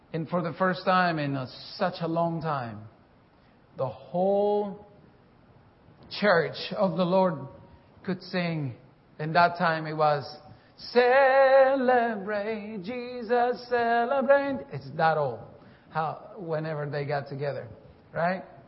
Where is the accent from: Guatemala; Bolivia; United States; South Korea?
Bolivia; moved away; I'm from Bolivia, South America